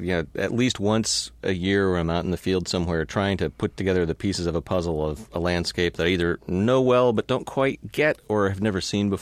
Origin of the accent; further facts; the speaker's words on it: Palo Alto, California, United States; Well, I grew up in California, mm-hmm. Palo Alto.